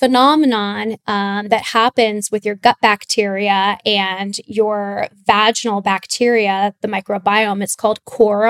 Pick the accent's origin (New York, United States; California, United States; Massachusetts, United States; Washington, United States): California, United States; Laguna Beach; I grew up in Southern California in Laguna Beach.